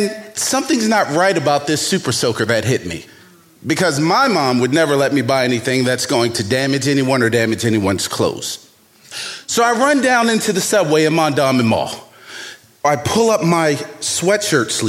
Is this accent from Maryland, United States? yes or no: yes; Baltimore, Maryland, United States; born or raised there